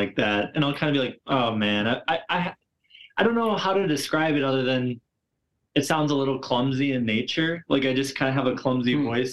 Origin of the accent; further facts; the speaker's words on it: Midwest, United States; accent: Wisconsin; I'm from the Midwest